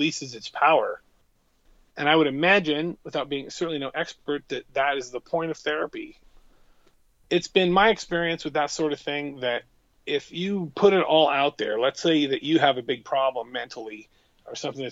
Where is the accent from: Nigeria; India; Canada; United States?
United States; Montesano, Washington; also born or lived in Morton, Washington; I moved from Morton, where I had some friends as a kid, to a town, Montesano, where I didn't have any friends